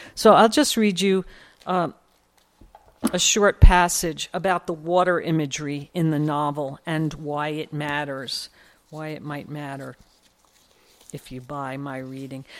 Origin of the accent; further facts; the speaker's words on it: New York City, New York, United States; I grew up in Sunnyside, Queens